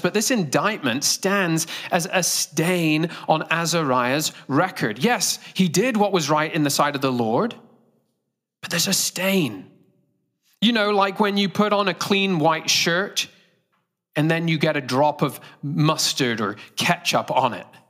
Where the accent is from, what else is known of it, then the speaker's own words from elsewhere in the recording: United Kingdom; accent: British; moved away; I, uh, am from Great Britain. If you can't guess my accent, it's not Australian, it's British.